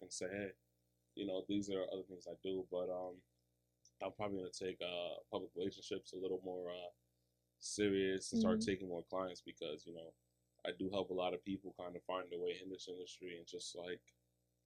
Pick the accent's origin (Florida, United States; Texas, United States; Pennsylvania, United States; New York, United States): New York, United States; New York City; I'm from Queens